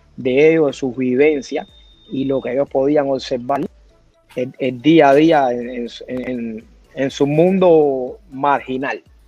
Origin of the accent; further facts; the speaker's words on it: Artemisa, Cuba; moved away as an adult; also born or lived in Sweden; now in Australia; Yo soy de Artemisa, que antiguamente era un municipio que pertenecía a la provincia de La Habana.